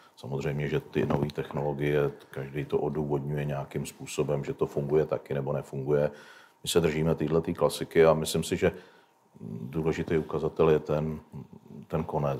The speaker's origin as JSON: {"language": "Czech", "region": "Vysočina Region", "country": "Czechia", "said": "nás na Vysočině"}